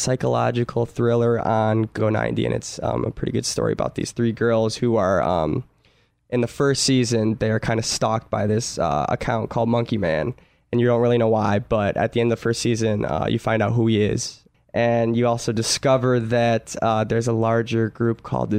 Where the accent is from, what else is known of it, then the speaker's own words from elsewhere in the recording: Kalamazoo, Michigan, United States; now in Los Angeles, United States; From Kalamazoo, Michigan.